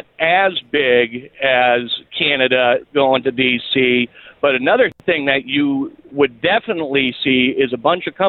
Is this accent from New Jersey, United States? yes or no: no; Massachusetts, United States; now in Connecticut, United States; I'm originally from Massachusetts. I'm driving through Massachusetts. I live in Connecticut now.